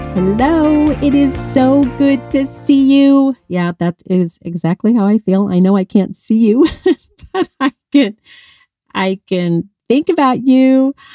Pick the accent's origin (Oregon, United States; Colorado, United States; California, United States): Colorado, United States; now in Arizona, United States; I grew up in Colorado. I'm a mountain girl